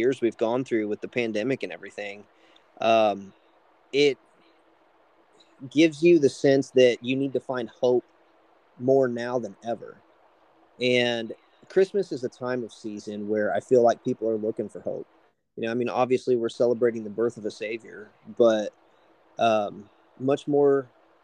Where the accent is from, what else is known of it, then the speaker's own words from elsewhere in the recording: Indiana, United States; I grew up in Indiana my whole life